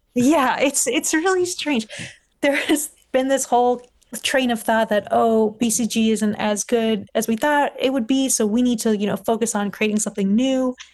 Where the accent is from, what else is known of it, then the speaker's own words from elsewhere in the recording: Los Angeles, California, United States; moved away as an adult; also born or lived in Scotland; I grew up in Los Angeles, uh, California